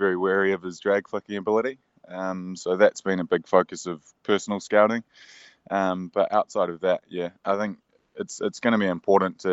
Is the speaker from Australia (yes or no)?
no; New Zealand; being a Kiwi